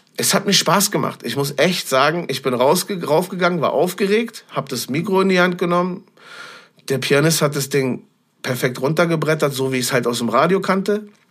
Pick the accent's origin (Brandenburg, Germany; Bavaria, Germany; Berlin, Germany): Berlin, Germany; ich bin gebürtiger Berlin-Schöneberger. Ich bin damals äh, im Januar 1979 in Berlin-Tempelhof-Schöneberg geboren